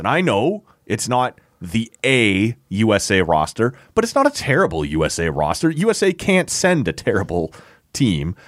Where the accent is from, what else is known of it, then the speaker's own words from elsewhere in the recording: Canada; as a Canadian with the little brother complex